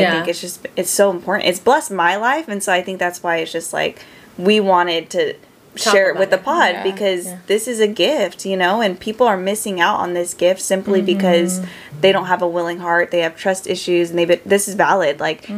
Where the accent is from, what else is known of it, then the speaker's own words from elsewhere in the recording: Merced, California, United States; I went to Merced, my hometown, for a little bit, and then I came back.